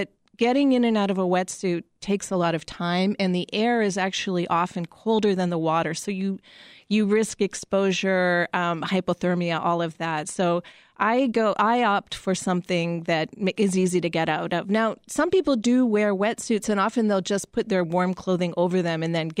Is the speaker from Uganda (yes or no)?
no; Winnipeg, Manitoba, Canada; You know, I grew up in Winnipeg.